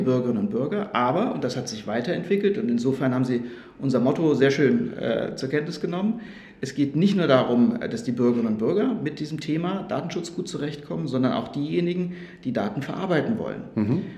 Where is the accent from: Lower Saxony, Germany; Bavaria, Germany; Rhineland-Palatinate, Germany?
Rhineland-Palatinate, Germany; moved away as an adult; now in Stuttgart, Germany; Das habe ich in Rheinland-Pfalz gemacht. Das ist auch meine Heimat